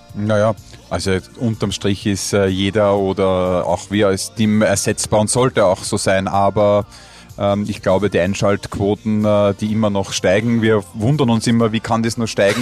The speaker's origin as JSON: {"language": "German", "country": "Austria", "said": "als Österreicher"}